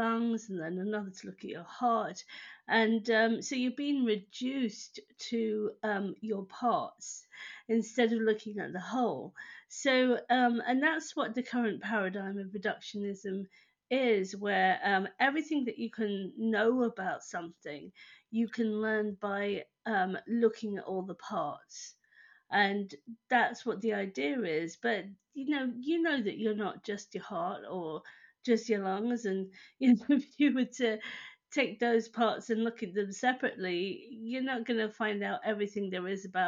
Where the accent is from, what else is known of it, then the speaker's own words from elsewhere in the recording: United Kingdom; I'm over in the UK, which is where I have lived all my life, in fact. So I'm British.